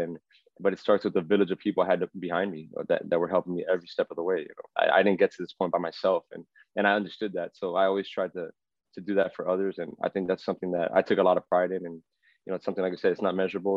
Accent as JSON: {"language": "English", "town": "Miami", "region": "Florida", "country": "United States", "tie": "born or raised there", "said": "growing up in Miami"}